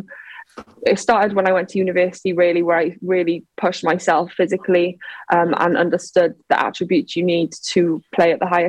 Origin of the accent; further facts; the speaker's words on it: Wales, United Kingdom; I grew up in Tish. It's a tiny village